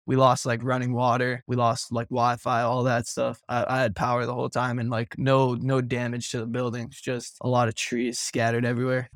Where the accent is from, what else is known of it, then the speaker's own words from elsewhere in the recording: Miami, Florida, United States; now in Fort Myers, United States; I'm from Miami